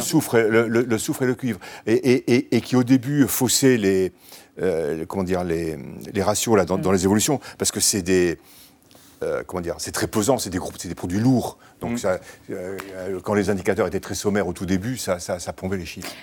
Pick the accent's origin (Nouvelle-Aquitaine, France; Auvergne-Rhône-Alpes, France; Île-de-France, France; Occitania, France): Nouvelle-Aquitaine, France; Bordeaux; moved away; also born or lived in Normandy; je suis bordelais d'origine